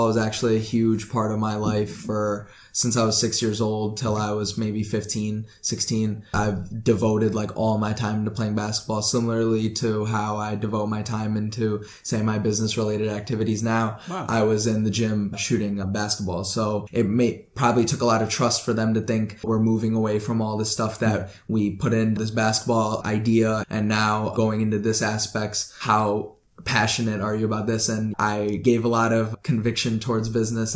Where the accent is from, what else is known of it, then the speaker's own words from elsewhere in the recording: Oswego, Illinois, United States; also born or lived in Hyderabad, India; I come from Oswego, Illinois. And my family, I grew up in around here, but I was actually born in Hyderabad